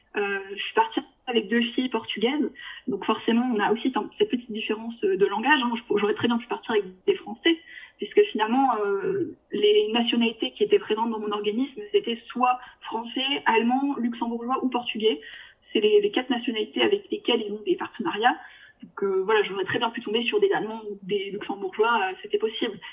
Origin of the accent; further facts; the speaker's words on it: France; also born or lived in Bulgaria; en tant que Français